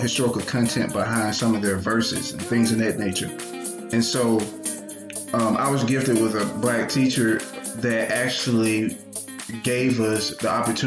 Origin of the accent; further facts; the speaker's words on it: Anniston, Alabama, United States; I'm from Anniston, Alabama. It's Northeast Alabama. Grew up in a single parent household